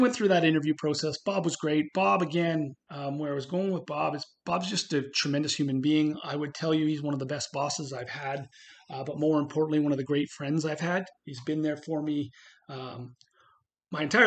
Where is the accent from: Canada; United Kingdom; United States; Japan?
Canada; Montreal, Quebec; moved away; the city I was raised in Montreal